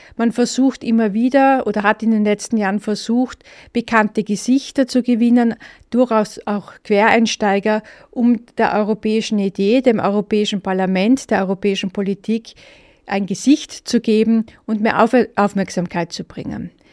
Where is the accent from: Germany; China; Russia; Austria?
Austria; als äh, Österreicher